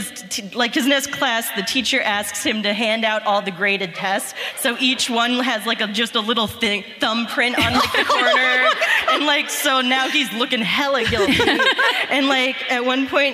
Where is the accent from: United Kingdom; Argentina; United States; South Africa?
United States; Cincinnati, Ohio; moved away as an adult; now in Columbus, United States; I'm from Cincinnati, born and raised.